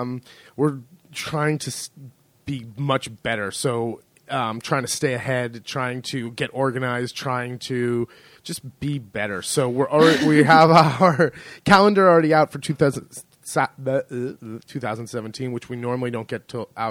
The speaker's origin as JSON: {"language": "English", "region": "California", "country": "United States", "tie": "born or raised there", "moved": "as an adult", "lives_now": "Marche, Italy", "said": "I grew up in California"}